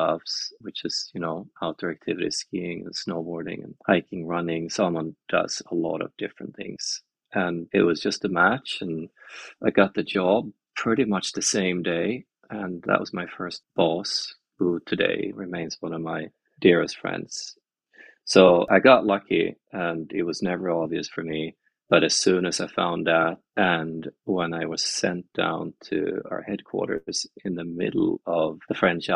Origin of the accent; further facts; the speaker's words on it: west coast of Sweden, Sweden; I grew up in Sweden, on the west coast of Sweden, basically right by the ocean.